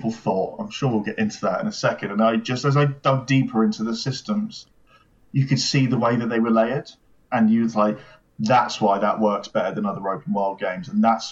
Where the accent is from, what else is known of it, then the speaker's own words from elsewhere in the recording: United Kingdom; As a British person